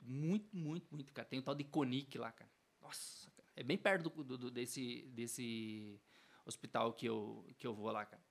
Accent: Telêmaco Borba, Paraná, Brazil; eu sou nascido aqui

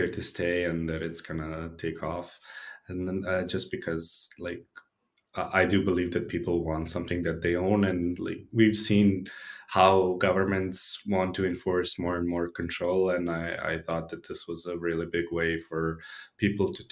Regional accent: Belgrade, Serbia; I'm based from Belgrade in Serbia, born and raised. I've been here all my life

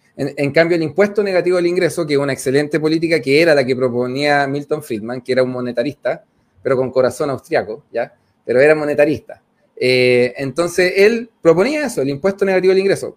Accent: Cerro Navia, Santiago Metropolitan, Chile; yo crecí en Cerro Nadia

